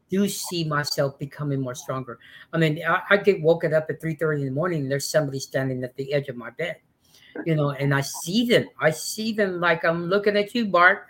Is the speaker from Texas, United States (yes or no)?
yes; West Texas, United States; also born or lived in Mexico (ancestry); now in Austin, United States; I come from West Texas, but I've been living in Austin for 36 years